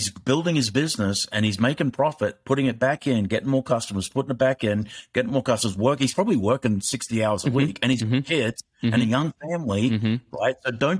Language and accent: English; Australia; moved away; I blame that on being Australian.